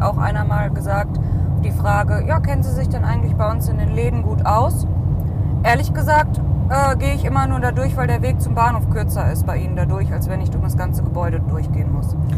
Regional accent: Cologne, North Rhine-Westphalia, Germany; Wir kommen ja aus Köln

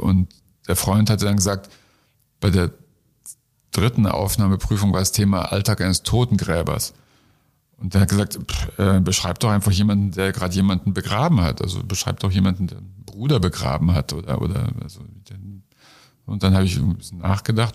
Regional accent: Munich, Bavaria, Germany; in München in der U-Bahn, wo ich groß geworden bin, nicht in der U-Bahn, sondern in München

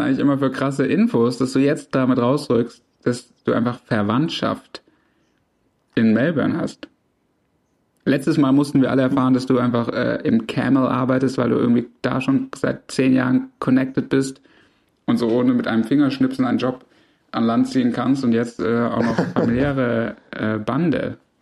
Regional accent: Swabia, Germany; ich als Schwabe

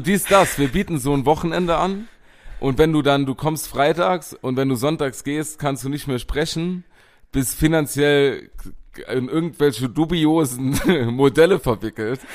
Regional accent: Bachem, Saarland, Germany; durch Pachten mein Heimatort.

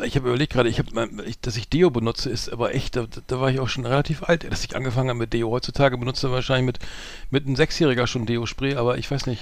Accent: Bremen, Germany; bei uns in Bremen

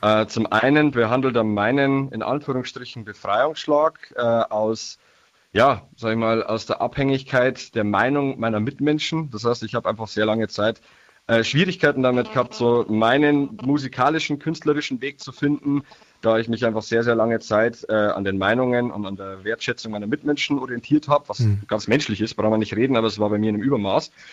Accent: Niedertaufkirchen, Bavaria, Germany; ich bin aus dem Landkreis Mühldorf, genauer Niederdorfkirchen

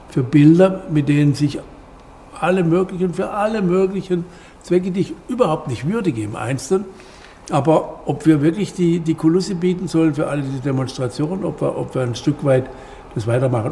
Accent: West Germany, Germany; Wir Wessis. Ich bin auch ein Wessi.

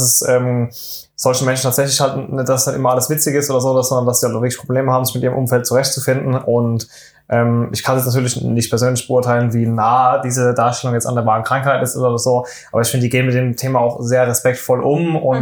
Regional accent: Germany; wir sind Deutsche

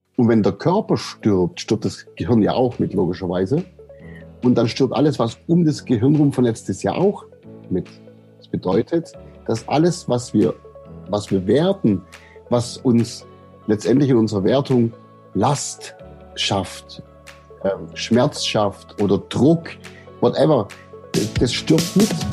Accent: Aidlingen, Baden-Württemberg, Germany; aufgewachsen bin ich äh, im Landkreis Böbling in der, im, man sagt, da gibt es so eine Gegend, die heißt Heckengäu und das ist die Perle des Heckengäus, wie die Ortschaft sich selber nennt. Und äh, das ist der Ort Eidlingen

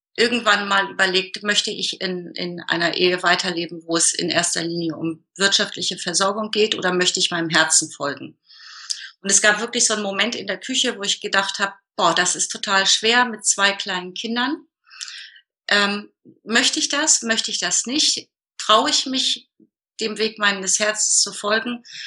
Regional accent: Hamburg, Germany; ich bin geboren in der Nähe von Hamburg und wohne jetzt seit 2000 im Norden Hamburgs.

